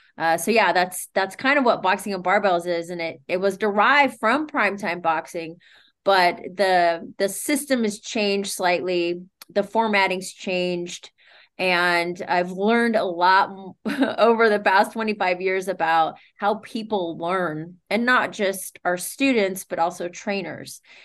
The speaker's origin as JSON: {"language": "English", "town": "Sacramento", "region": "California", "country": "United States", "tie": "born or raised there", "moved": "as an adult", "lives_now": "Santa Monica, United States", "said": "I'm born and raised in Sacramento, Sac Town."}